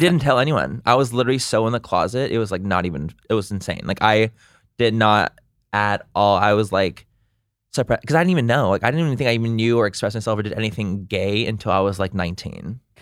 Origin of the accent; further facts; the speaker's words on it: Chula Vista, California, United States; I'm from San Diego, born and raised San Diego